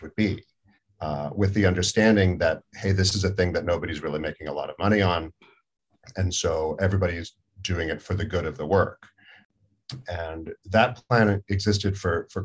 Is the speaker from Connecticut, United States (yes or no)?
no; Salinas, California, United States; I grew up on the Central Coast of California in Salinas, California